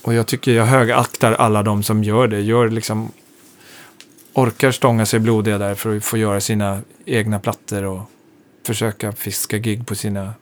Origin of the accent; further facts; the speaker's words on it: Hälsingland, Gävleborg County, Sweden; also born or lived in Hudiksvall; now in Stockholm, Sweden; jag är ju född i Stockholm och sen uppflyttad till Hälsingland, gröna vågen uppflyttad